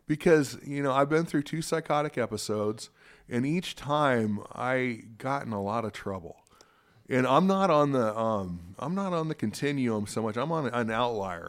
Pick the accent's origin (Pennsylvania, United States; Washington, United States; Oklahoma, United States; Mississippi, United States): Washington, United States; Spokane; also born or lived in Seattle; I was born in Seattle, raised in Spokane, and, uh, this is my home